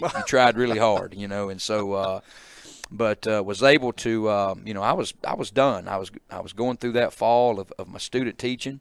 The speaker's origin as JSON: {"language": "English", "town": "Calhoun City", "region": "Mississippi", "country": "United States", "tie": "born or raised there", "also_born_or_lived": "Tupelo, Mississippi", "moved": "as an adult", "said": "I grew up in Catalan City"}